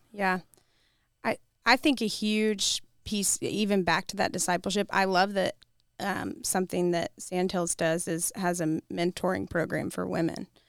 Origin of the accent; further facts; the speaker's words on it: Kentucky, United States; now in Columbia, United States; I'm from Kentucky